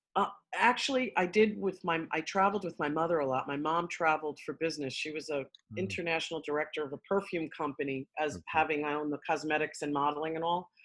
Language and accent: English; New York City, New York, United States; accent: New York; I'm from Queens originally